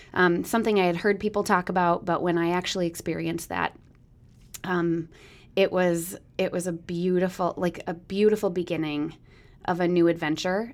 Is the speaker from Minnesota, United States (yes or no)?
yes; Minneapolis, Minnesota, United States; also born or lived in Minot, North Dakota; now in Eau Claire, United States; I grew up in Minnesota, but was born in North Dakota.